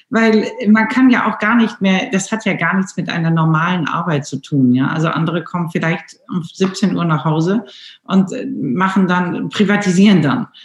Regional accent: Wocklum, North Rhine-Westphalia, Germany; Ich bin ja in Bocklum in dem Schloss äh, groß geworden an der Seite meines Vaters

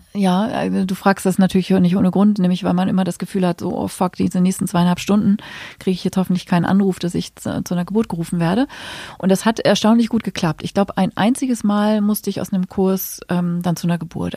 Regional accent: Hamburg, Germany; moved away as an adult; now in Berlin, Germany; ich komme ja aus Hamburg und da habe ich eben auch die ersten zehn Jahre meines Berufslebens gearbeitet

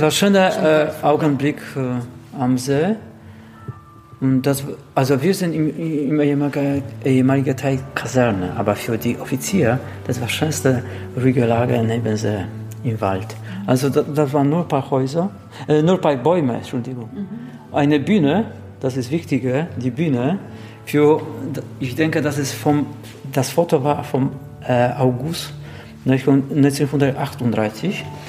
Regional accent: Lower Silesian Voivodeship, Poland; German is a second language; Also ich bin geboren am Niederschlesien und meine ganze Familie stammt aus Ungebug

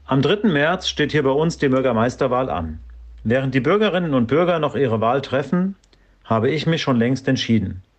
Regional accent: Florstadt, Hesse, Germany; bin gebürtiger Florstädter und mittlerweile 48 Jahre alt.

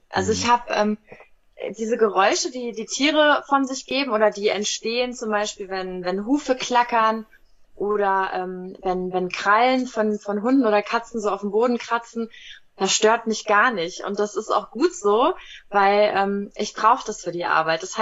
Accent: Wiesbaden, Hesse, Germany; Und äh, ich komme aus Wiesbaden.

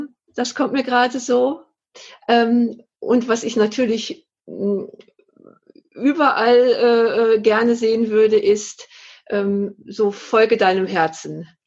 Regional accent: North Rhine-Westphalia, Germany; dass ich so, so dussel, sagt man bei uns im Ruhrgebiet.

